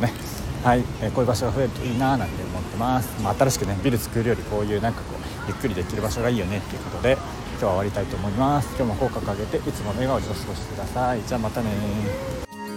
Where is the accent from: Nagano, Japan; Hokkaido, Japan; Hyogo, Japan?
Hyogo, Japan; Kobe; 僕の地元の垂水駅